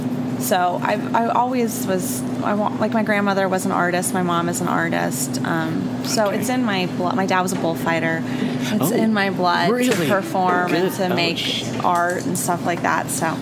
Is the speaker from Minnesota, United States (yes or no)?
no; Athens, Georgia, United States; also born or lived in Los Angeles, California; I moved here with my mom when I was 5. Okay. Yeah. So I grew up. I mean, this is my hometown.